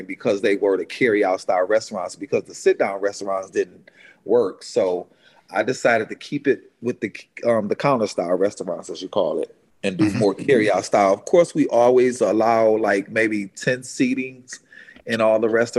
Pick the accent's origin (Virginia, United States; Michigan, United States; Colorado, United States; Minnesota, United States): Michigan, United States; Detroit; moved away as an adult; now in Atlanta, United States; I was from Detroit